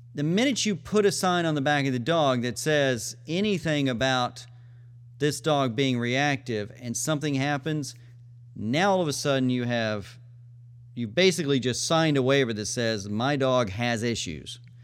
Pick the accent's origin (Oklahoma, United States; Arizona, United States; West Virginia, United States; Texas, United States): Texas, United States; McGregor; moved away; McGregor, Texas, the Waco Agility Group, my hometown.